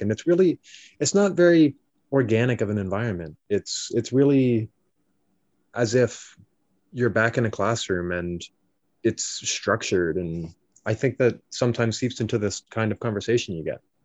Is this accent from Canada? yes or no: yes; Canada; I am Canadian